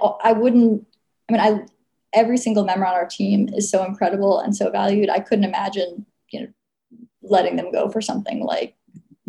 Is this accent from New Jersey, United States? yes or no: yes; New Jersey, United States; moved away as an adult; also born or lived in Massachusetts; now in Austin, United States; I'm originally from New Jersey